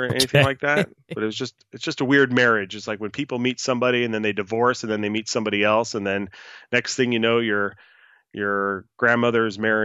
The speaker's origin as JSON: {"language": "English", "town": "Los Angeles", "region": "California", "country": "United States", "tie": "born or raised there", "said": "I am based and live in my native city of Los Angeles, California."}